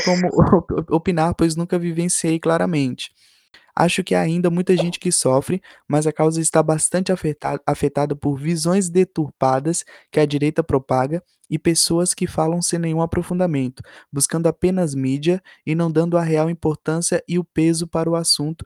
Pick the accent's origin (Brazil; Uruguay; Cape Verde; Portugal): Brazil; Bahia; eu passei minha infância na Bahia